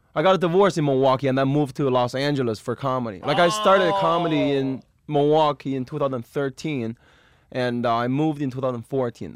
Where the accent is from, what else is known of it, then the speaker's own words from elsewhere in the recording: Beijing, China; moved away; I'm from Beijing.